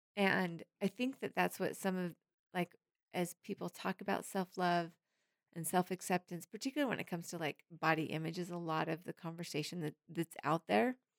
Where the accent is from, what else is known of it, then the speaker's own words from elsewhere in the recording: Harriman, Tennessee, United States; It's in Harriman. This is my hometown. This is my stomping grounds.